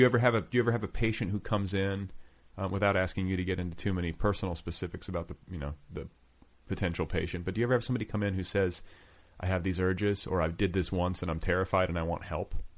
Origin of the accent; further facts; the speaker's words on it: Indiana, United States; moved away as an adult; also born or lived in Colorado / Los Angeles; I was from Indiana. I was like you know I was sort of like a midwestern dude